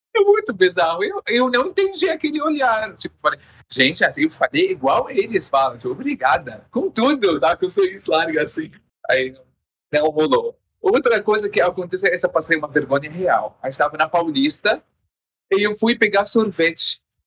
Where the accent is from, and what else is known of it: Syria; born or raised there; Portuguese is a second language; moved away as an adult; also born or lived in Jordan; now in Brazil